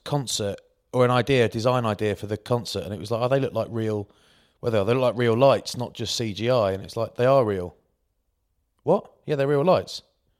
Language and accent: English; Maidstone, South East England, United Kingdom; I'm from Maidstone, Kent, mate.